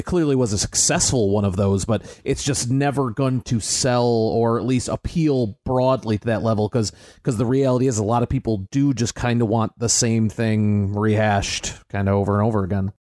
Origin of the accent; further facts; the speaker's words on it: United States; as the American on the show